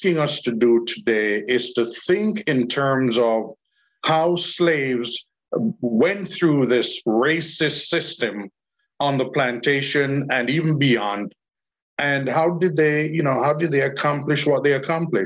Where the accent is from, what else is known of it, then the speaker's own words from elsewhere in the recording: Jamaica; I'm Jamaican